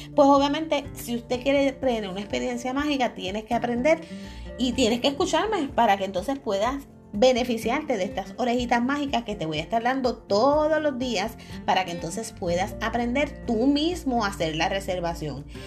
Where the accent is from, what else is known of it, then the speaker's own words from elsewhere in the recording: Puerto Rico; Pues obviamente yo soy de aquí de Puerto Rico